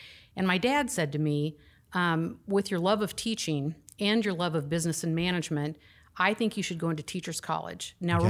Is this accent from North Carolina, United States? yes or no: no; Lincoln, Nebraska, United States; Right here in Lincoln, Nebraska.